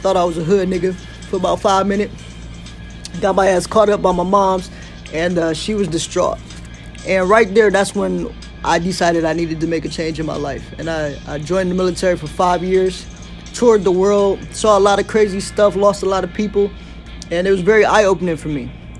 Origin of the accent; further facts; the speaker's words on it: Detroit, Michigan, United States; I grew up on Detroit's east side. Lived there all the way up into high school, where I got in a little bit of trouble. Ended up moving to the west side.